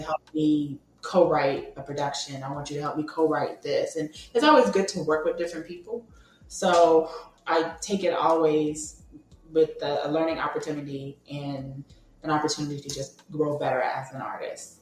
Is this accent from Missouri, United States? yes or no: no; Atlanta, Georgia, United States; moved away; I'm actually originally from Atlanta, Georgia